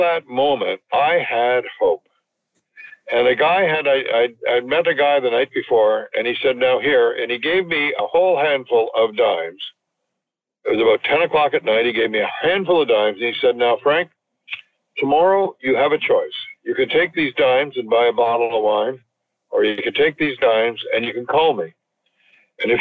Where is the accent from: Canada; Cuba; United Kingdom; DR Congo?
Canada; Montreal West, Quebec; moved away; also born or lived in Toronto; I grew up in Montreal West